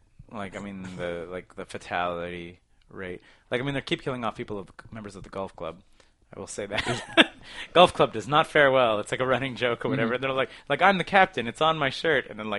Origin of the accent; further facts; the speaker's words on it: Toronto, Ontario, Canada; I'm just from Toronto.